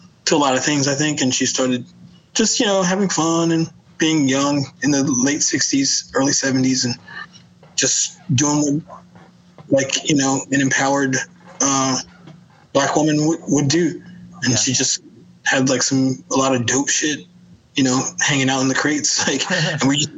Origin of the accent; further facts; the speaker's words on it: Greenville, North Carolina, United States; I'm from North Carolina originally, Greenville, North Carolina.